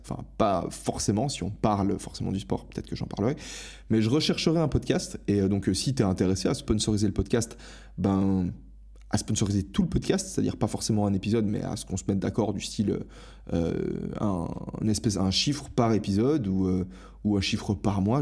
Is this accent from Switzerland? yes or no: yes; Switzerland; moved away as an adult; j'ai quitté ma Suisse natale